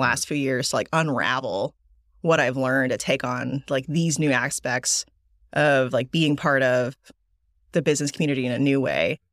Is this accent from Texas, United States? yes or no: yes; Dallas, Texas, United States; also born or lived in Korea / Seoul; I grew up in Dallas since, like, two thousand